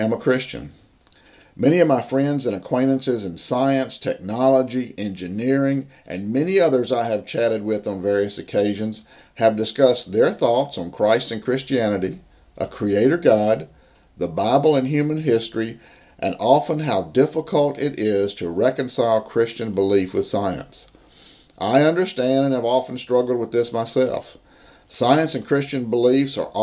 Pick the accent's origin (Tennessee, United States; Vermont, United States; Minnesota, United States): Tennessee, United States; Nashville; I grew up in Nashville, Tennessee